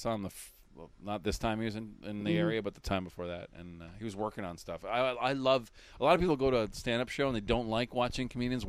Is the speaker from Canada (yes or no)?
yes; Canada; as a Canadian